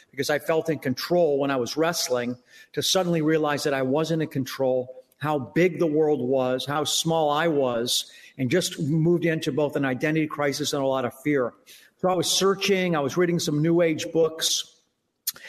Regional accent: United States; as an American

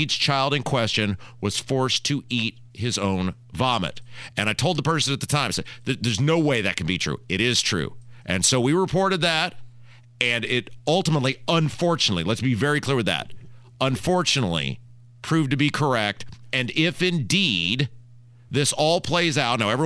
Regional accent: Brownsburg, Indiana, United States; I'm from Brownsburg

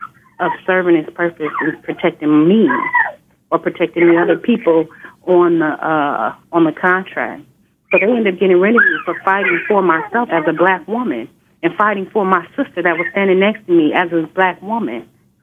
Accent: Inglewood, California, United States; I grew up in Inglewood, California.

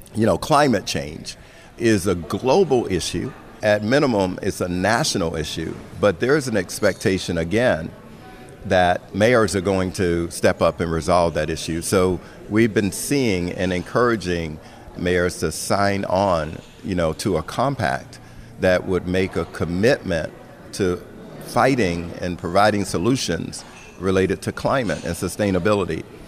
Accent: Florida, United States; my home state of Florida

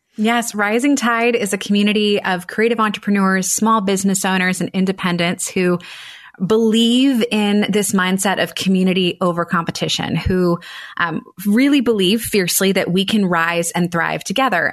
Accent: Annapolis, Maryland, United States; I ran a, a, wedding photography business in my hometown of Annapolis, Maryland for eight years

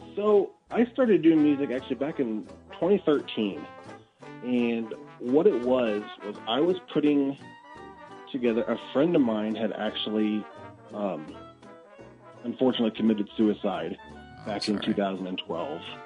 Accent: Athens, Illinois, United States; moved away as an adult; now in Springfield, United States; I grew up in Athens, you know, just 20 minutes uh, just north of here

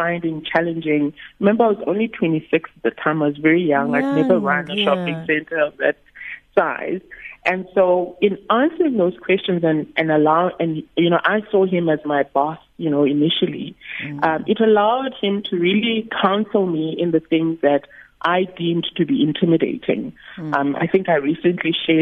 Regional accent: Eastern Cape, South Africa; moved away; I'm originally from the Eastern Cape

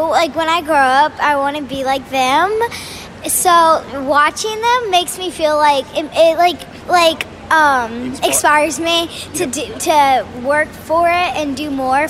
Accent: Norfolk, Virginia, United States; I'm from Norfolk, Virginia.

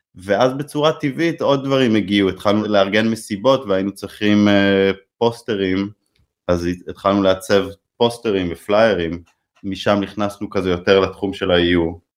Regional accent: Haifa, Haifa District, Israel; כשגדלנו שם בתיכון ועשינו גרפיטי

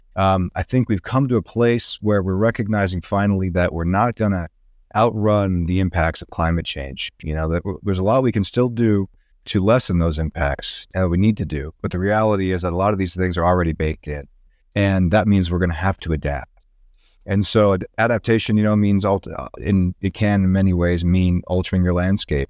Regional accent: Tucson, Arizona, United States; also born or lived in Seattle, Washington; now in Boulder, United States; going back home to Tucson, Arizona, where I grew up.

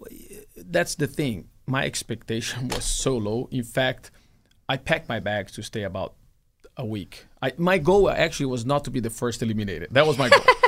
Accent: Brazil; moved away; my dad used to have a race team in my hometown

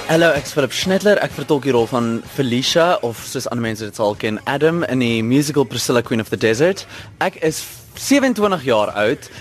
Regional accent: South Africa; ons as Suid-Afrikaners

